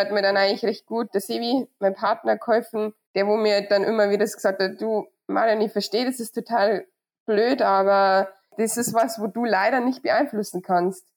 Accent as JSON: {"language": "German", "town": "Surberg", "region": "Bavaria", "country": "Germany", "tie": "born or raised there", "said": "bei mir zu Hause, weil ich bin ja auf dem Hof aufgewachsen"}